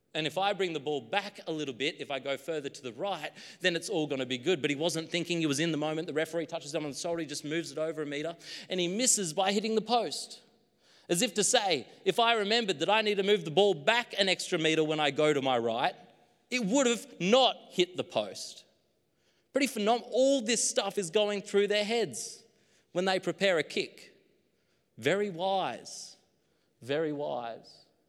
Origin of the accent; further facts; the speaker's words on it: Queensland, Australia; now in New South Wales, Australia; my hometown in Queensland